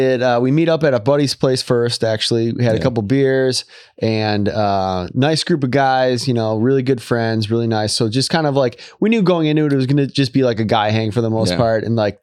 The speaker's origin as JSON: {"language": "English", "region": "Michigan", "country": "United States", "said": "Like I'm from Michigan. I'll, you know, this is nothing or whatever."}